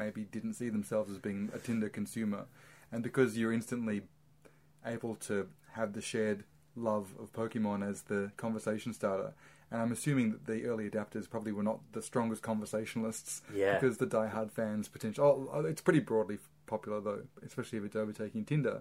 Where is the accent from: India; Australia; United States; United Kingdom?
Australia; proud to be Australian